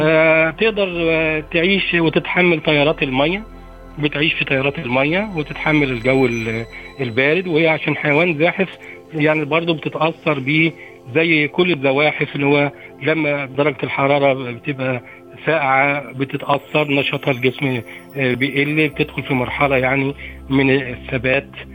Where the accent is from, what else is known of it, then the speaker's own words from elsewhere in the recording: Egypt; إحنا- إحنا كمصريين